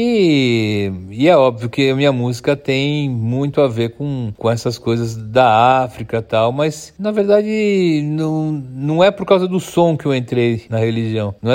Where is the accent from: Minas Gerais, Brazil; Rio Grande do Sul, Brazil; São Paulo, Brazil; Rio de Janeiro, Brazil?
São Paulo, Brazil; born there; A cidade que eu nasci foi São Miguel Paulista, mas é São Paulo, né? Nasci em São Paulo e eu escolhi viver em São Paulo, mas eu já vivi em vários lugares.